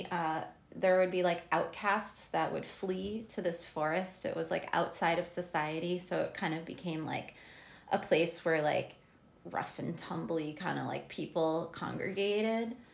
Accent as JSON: {"language": "English", "region": "New Jersey", "country": "United States", "said": "I'm from New Jersey."}